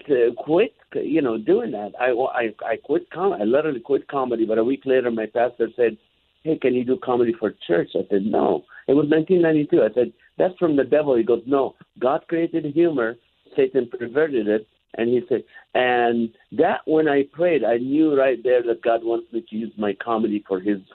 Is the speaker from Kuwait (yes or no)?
yes; Kuwait; My mom, I grew up in Kuwait. My mom never breastfed me.